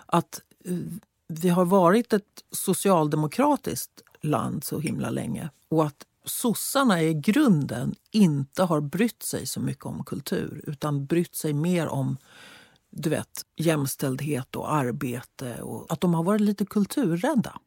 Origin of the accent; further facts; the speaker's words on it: Sweden; som svensk